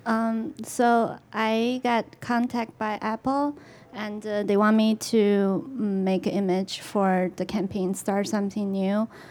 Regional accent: China; moved away as an adult; I grew up in China, and I, mm, I lived there about eighteen years

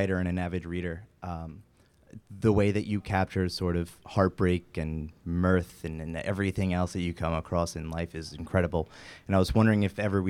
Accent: New York City, New York, United States; We're from Staten Island

